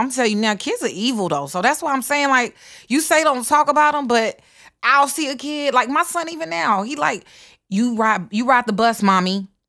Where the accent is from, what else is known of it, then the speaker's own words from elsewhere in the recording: the South, United States; I'm from the South. So homeschool was done totally different than, I don't know, probably whatever idea you have, but it was more like a community homeschool.